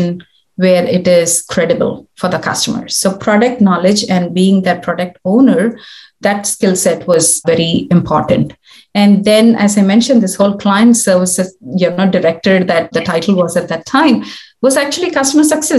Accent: India; moved away as an adult; also born or lived in New Zealand; now in Australia; I was born in India. And I grew up there.

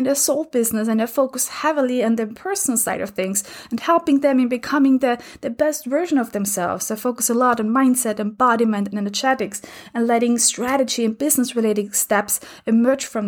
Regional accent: Austria; I grew up in Austria where we had two main TV channels.

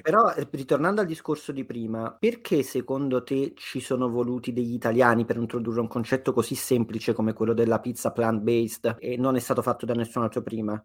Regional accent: Naples, Campania, Italy; now in London, United Kingdom; da napoletano

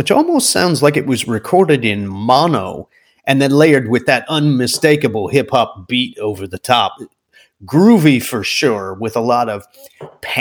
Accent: New York City, New York, United States; this New Yorker

